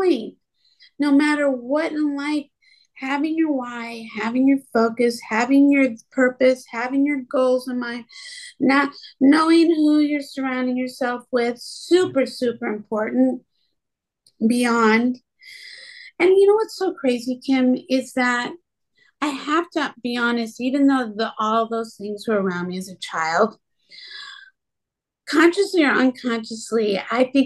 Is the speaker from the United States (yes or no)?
yes; Midwest, United States; growing up in the Midwest